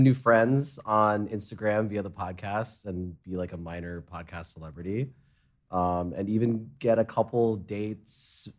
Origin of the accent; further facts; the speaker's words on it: New York, United States; also born or lived in Hong Kong / London; I grew up in New York, and I didn't drive for like the longest time period.